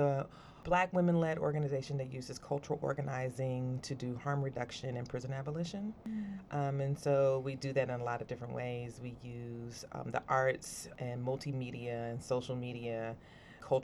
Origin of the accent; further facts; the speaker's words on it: New Bern, North Carolina, United States; moved away as an adult; now in Durham, United States; … is originally from North Carolina, originally from New Bern. My family's been in Eastern North Carolina for about 7 generations. My mom was born in Pitt County. My dad was born in Craven County, and we have family in Pamlico, Jones, and Lenore.